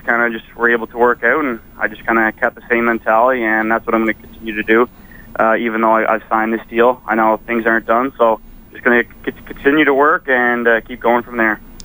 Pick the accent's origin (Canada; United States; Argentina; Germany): Canada; Prince Edward Island; moved away; I had a great uh, great career in PEI uh, for the Rocket, my hometown